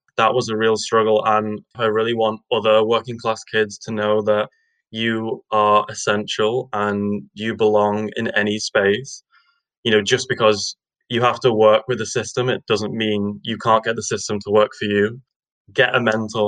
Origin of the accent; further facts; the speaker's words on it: Widnes, North West England, United Kingdom; also born or lived in Edinburgh; I'm from Widnes, which is a sunny little town on the northwest of England.